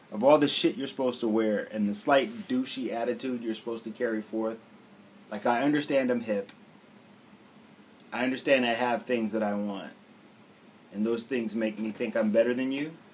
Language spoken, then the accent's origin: English; Cleveland, Ohio, United States; now in Ardmore, United States; But I but you know that my mind right now is in Cleveland.